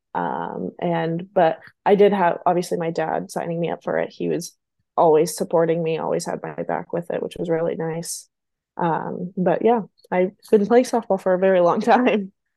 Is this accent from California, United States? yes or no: yes; Visalia, California, United States; moved away as an adult; now in Ohio, United States; I am originally from Visalia, California, so quite a ways from home.